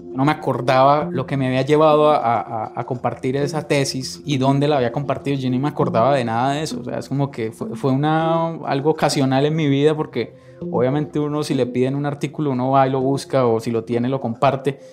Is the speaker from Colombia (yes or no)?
yes; northern Valle del Cauca, Colombia; moved away as an adult; also born or lived in Armenia, Colombia; now in Costa Rica; nací en Colombia, en el norte del valle, una región cafetera